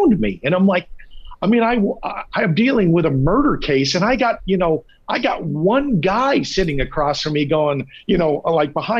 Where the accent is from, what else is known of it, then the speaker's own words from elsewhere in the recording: San Diego, California, United States; also born or lived in Minneapolis-St. Paul, Minnesota; now in Minneapolis, United States; I'm a California boy, man. I was born, I was raised, I grew up in California, so I know it well.